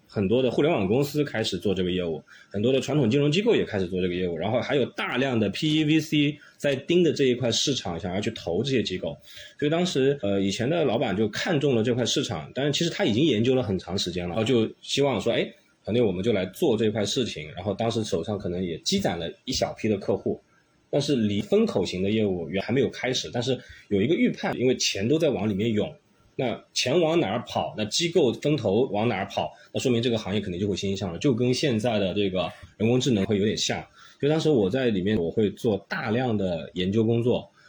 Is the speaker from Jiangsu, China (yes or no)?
yes; Jiangsu, China; also born or lived in Xiamen; now in Shanghai, China; 一四年从厦门来上海，然后本身我是江苏人，所以呢，从展业这个角度的话，其实也挑了一个离家最近的一个一线城市